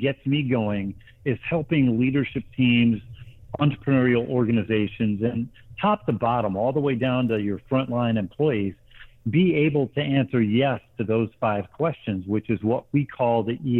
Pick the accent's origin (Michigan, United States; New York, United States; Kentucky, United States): Michigan, United States; Grand Rapids; also born or lived in Middle East / South Asia / Lake Martin, Alabama; now in Atlanta, United States; I grew up in Grand Rapids, Michigan, in an entrepreneurial family